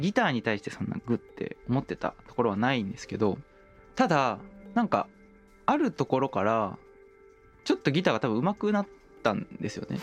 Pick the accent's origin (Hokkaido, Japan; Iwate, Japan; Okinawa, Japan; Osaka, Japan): Osaka, Japan; 僕大阪出身なんですけど